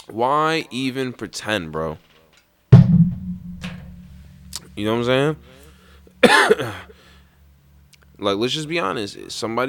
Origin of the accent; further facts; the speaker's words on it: Florida, United States; Oh, and I did it in my home state of Florida, only like 3 hours from where I grew up.